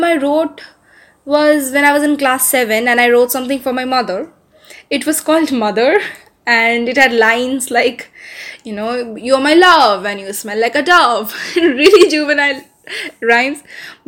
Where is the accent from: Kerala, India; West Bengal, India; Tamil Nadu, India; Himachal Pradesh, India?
West Bengal, India; Kolkata; also born or lived in Haldia, West Bengal / Delhi; I am from Kolkata. Actually, I grew up in a coastal town called Haldia. Just some 120 kilometers off Kolkata. But I spent most of my adolescence here